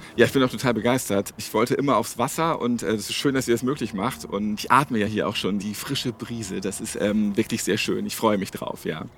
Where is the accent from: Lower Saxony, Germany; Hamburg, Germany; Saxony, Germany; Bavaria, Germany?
Hamburg, Germany; Als Hamburger Jung